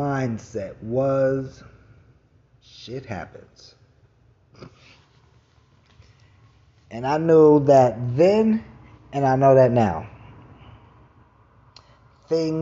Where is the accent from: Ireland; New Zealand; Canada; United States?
United States; New York City, New York; moved away; I'm from Brooklyn